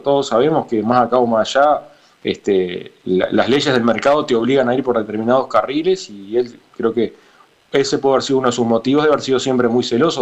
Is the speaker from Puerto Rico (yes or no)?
no; Soriano, Uruguay; yo soy de Soriano